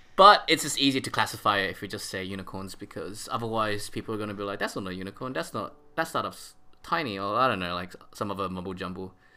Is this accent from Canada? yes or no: no; Australia; I'm Aussie.